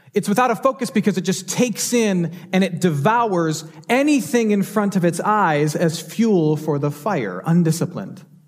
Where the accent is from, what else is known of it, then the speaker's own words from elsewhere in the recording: Michigan, United States; now in Houston, United States; a doctor in Michigan, my home state